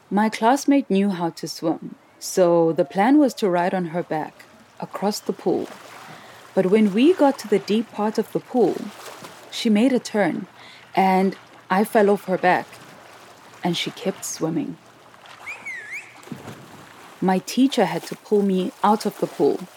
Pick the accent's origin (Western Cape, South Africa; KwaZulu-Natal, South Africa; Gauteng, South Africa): Gauteng, South Africa; Soweto; I grew up in Soweto, a community in the city of Johannesburg, which is the capital of South Africa. The closest beach was six hours from my town.